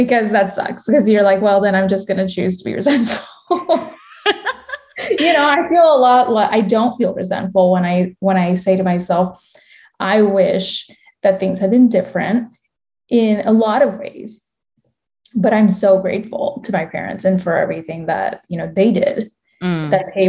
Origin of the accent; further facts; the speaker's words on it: United States; also born or lived in India; I'm a first generation Indian American. I was born in India and my parents, I came here when I was four.